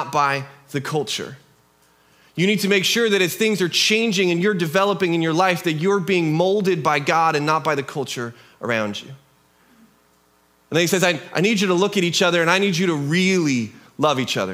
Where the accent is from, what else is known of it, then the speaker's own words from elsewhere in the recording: United States; also born or lived in Kelso, Washington; But we're Americans.